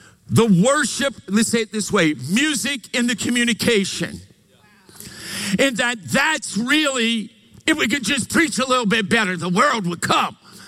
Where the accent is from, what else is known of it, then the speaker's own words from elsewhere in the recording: Louisiana, United States; now in Meridian, United States; we're from Louisiana